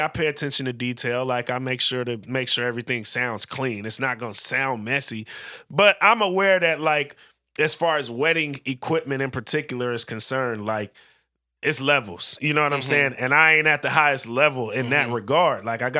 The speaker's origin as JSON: {"language": "English", "region": "California", "country": "United States", "lives_now": "Portland, United States", "said": "Because especially here in Portland, obviously we're from the Bay, but here in Portland in particular"}